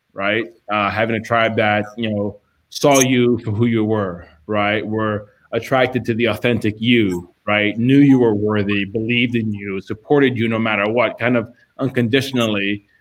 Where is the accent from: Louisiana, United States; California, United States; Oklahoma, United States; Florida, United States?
Florida, United States; Miami; Growing up in Miami, you know, my dad left when I was 2